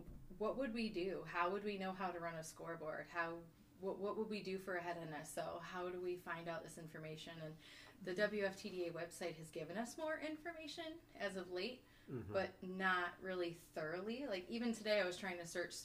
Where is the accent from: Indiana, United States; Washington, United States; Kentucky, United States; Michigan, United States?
Michigan, United States; Kalkaska; I hail from Kalkaska, which is the Small Town Outlaws